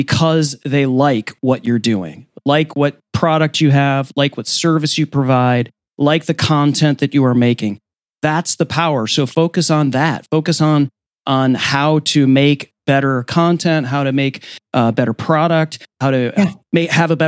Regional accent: Detroit, Michigan, United States; I grew up in Detroit.

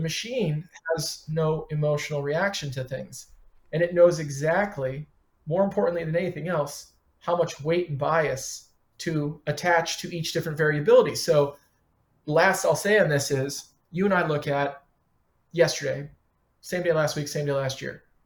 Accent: Detroit, Michigan, United States; moved away as an adult; also born or lived in Chicago; now in Philadelphia, United States; Got started when I was 15, parking cars and washing dishes in uh, Detroit. Worked through high school, uh, kept restaurant jobs into college, and then I moved to Chicago from Detroit

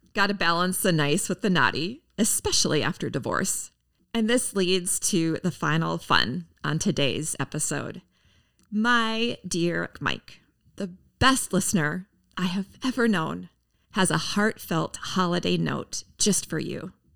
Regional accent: Minneapolis, Minnesota, United States; in my hometown, Minneapolis, Minnesota

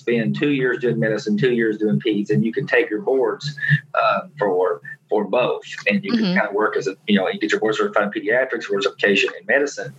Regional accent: an hour from Knoxville, Tennessee, United States; UT Knoxville, which was an hour from my hometown

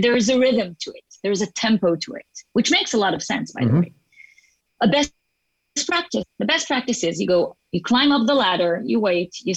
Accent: Israel; first language Hebrew; English is a second language; also born or lived in Geneva, Switzerland; I'm born and raised here to an Israeli family, but we did travel when I was young. And at the age of 4, we moved to Geneva

